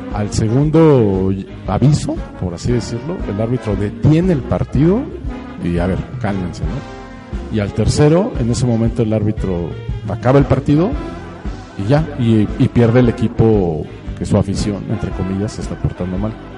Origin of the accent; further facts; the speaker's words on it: Mexico; somos los mexicanos